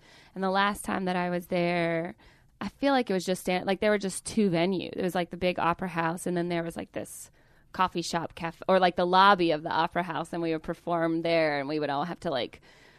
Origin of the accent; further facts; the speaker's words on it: the South, United States; I'm from the South. I can get engaged to my brother if I want to.